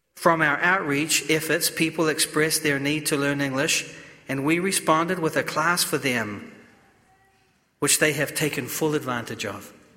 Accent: New Zealand; moved away; I come from New Zealand. We are very reserved

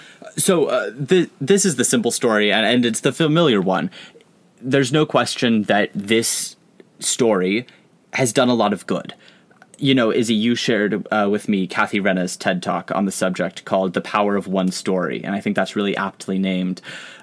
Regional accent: Kansas, United States; not too far away from my hometown in Kansas.

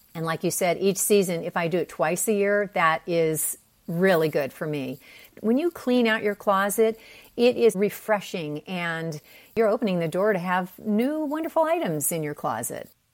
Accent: Pennsylvania, United States; moved away as an adult; also born or lived in Park City, Utah; now in San Diego, United States; I grew up in Pennsylvania.

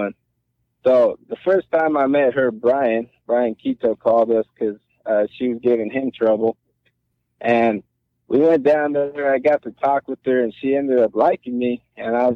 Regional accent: Long Beach, California, United States; also born or lived in Los Angeles; So I did not grow up in L.A. I grew up in Long Beach.

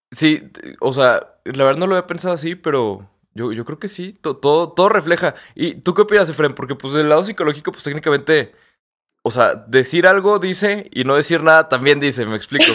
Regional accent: Torreón, Coahuila, Mexico; aquí en Torreón, que nosotros somos de Torreón

